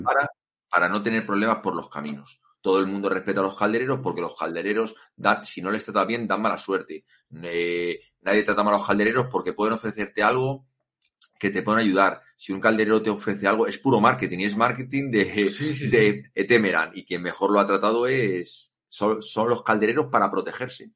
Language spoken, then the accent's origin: Spanish; Madrid, Community of Madrid, Spain; Víctor y yo somos de Madrid